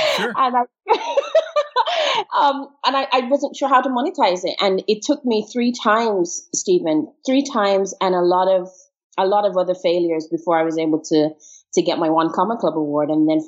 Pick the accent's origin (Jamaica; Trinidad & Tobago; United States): Jamaica; also born or lived in England / Trinidad and Tobago; now in Barbados; So I was born in England, but my parents are Jamaican. So I grew up in Jamaica, moved to multiple countries.